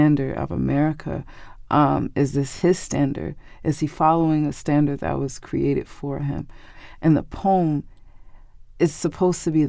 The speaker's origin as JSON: {"language": "English", "town": "Newark", "region": "New Jersey", "country": "United States", "tie": "born or raised there", "said": "my house growing up on Leslie Street"}